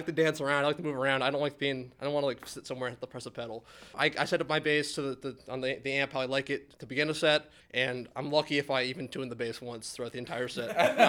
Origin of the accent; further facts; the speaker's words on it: Agawam, Massachusetts, United States; moved away as an adult; now in Easthampton, United States; I'm from Agawam, but now I live in East Hampton.